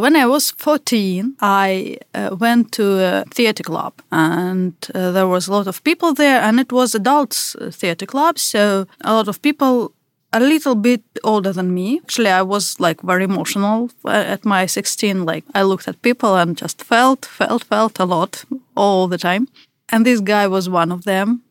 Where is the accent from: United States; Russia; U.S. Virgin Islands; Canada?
Russia; accent: Russian; English is a second language; I'm from Russia. And you probably already hear that by my accent